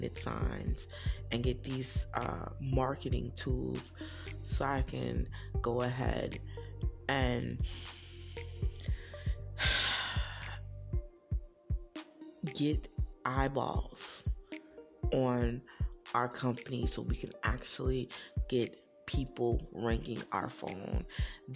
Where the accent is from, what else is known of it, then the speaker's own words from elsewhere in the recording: New Jersey, United States; some people just naturally call me … because I am from New Jersey.